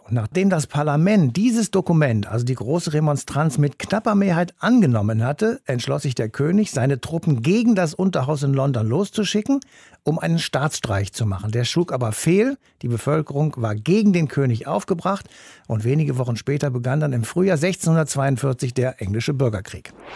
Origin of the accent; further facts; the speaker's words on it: Germany; bei uns in Deutschland